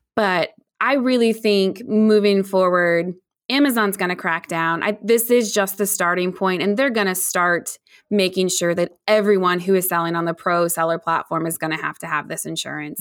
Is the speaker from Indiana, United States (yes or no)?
yes; Indiana, United States; also born or lived in Chicagoland area / Noblesville, Indiana; I, um, am born and raised in Indiana, so I'm here in the cornfields and the soybeans